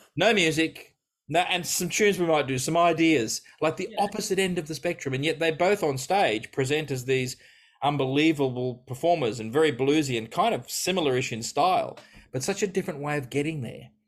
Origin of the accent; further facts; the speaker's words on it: Australia; I grew up living in Australia